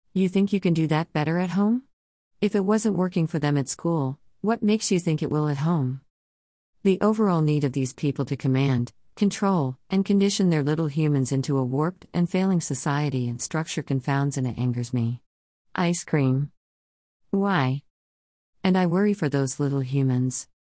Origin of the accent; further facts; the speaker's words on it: United States; moved away as an adult; now in United Kingdom; Being that American in the U K